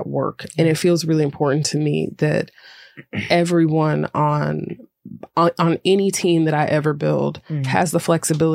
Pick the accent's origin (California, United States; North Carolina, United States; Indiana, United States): North Carolina, United States; Greensboro; I'm from Greensboro, North Carolina